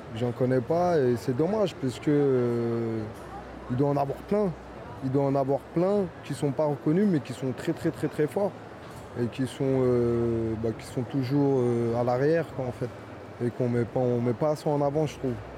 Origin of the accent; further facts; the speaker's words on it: Fontenay-sous-Bois, Île-de-France, France; also born or lived in Vincennes; Moi, je suis né à Vincennes. J'ai grandi à Fontenay-sous-Bois.